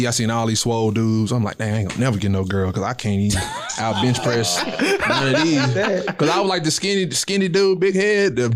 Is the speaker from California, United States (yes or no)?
no; Nacogdoches, Texas, United States; also born or lived in Houston; I'm from East Texas. I'm from Nacogdoches.